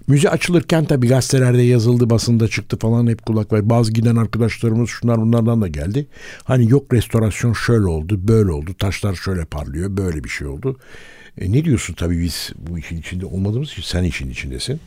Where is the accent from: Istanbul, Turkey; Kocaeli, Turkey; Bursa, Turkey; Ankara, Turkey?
Istanbul, Turkey; biz çok çok sevindik İstanbullular olarak